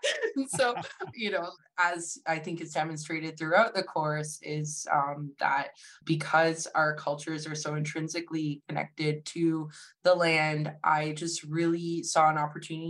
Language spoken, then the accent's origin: English; London, Ontario, Canada; So I'm a member of Alderville First Nation, and I was born here in London, Ontario. So that's why I say Dushkin Zibang and Ndonjiba, because that's the territory where I'm from. And Nigik Nindodam, Shaganash and Nenewisum. So I'm Otter Clan, and my dad is a third generation British white settler.